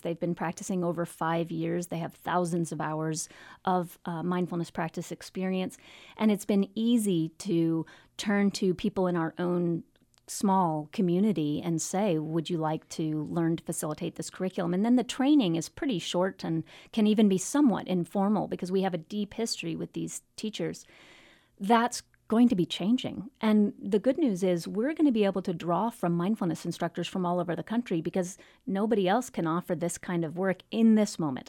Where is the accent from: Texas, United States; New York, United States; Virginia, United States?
Virginia, United States; now in Portland, United States; I grew up in Virginia